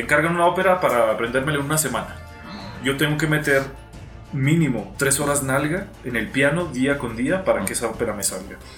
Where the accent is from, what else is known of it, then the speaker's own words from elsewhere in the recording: Cuauhtémoc, Chihuahua, Mexico; also born or lived in Mexico City; soy de aquí de Ciudad Cuauhtémoc, Chihuahua